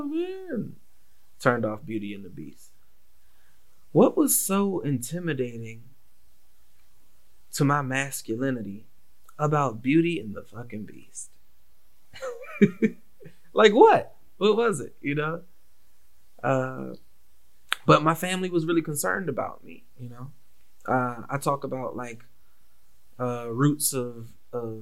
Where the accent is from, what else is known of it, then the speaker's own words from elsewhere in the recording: Washington, District of Columbia, United States; growing up in the Washington, D.C. area, especially post-crack epidemic